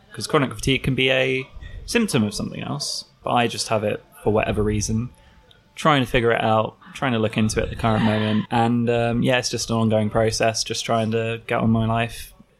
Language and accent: English; London, United Kingdom; also born or lived in Leicester; now in Brighton, United Kingdom; I'm originally from North London. I moved around somewhat. I studied up in Leicester for a while, and I've been living in Brighton for about the last year or so.